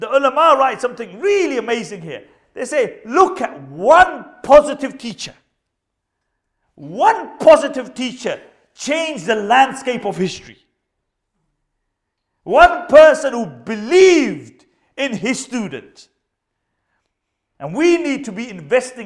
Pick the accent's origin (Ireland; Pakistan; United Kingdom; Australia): Pakistan; Punjab; I'm Pakistani myself